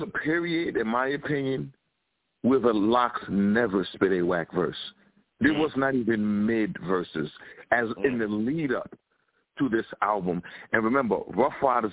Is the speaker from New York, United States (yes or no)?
yes; New York City, New York, United States; Me and Three Letterman were raised off of Mash on Channel 5 in New York City